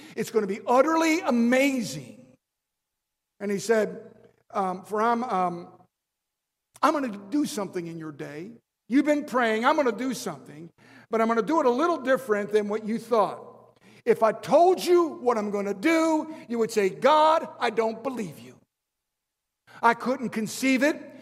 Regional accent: Baltimore, Maryland, United States; I was raised in an Italian home. My father was, was uh, uh from Italy, and my grandmother, my nonna, she would uh, make spaghetti sauce. We are from Baltimore

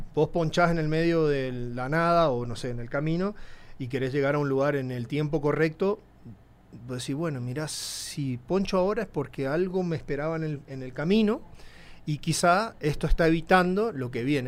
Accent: Formosa, Argentina; moved away as an adult; also born or lived in El Colorado, Formosa, Argentina / Buenos Aires, Argentina; now in Mexico City, Mexico; yo viví eh, mi infancia en mi pueblito, el Colorado, un pueblito de 5.000

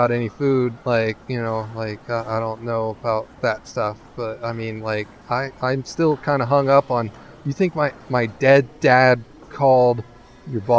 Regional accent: California, United States; Like you know, I I grew up in California.

